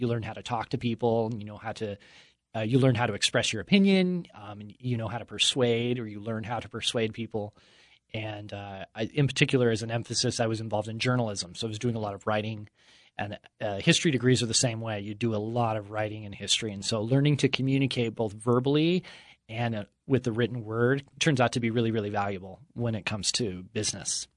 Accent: Utah, United States; I grew up here in Utah in the shadow of the word perfect buildings

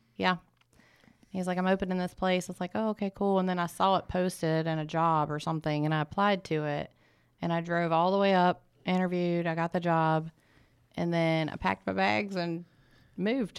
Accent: Peterstown, West Virginia, United States; moved away as an adult; also born or lived in Pearisburg, Virginia; my hometown in Peterstown, West Virginia

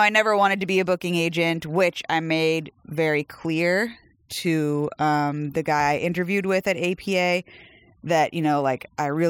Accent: South Carolina, United States; also born or lived in Arizona / Massachusetts / New York; now in Tennessee, United States; No, I was in South Carolina. I was born in North Carolina.

